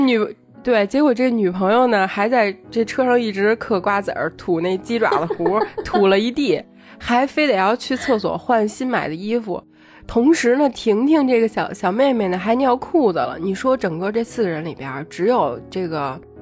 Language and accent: Chinese; Beijing, China; 我们作为北京人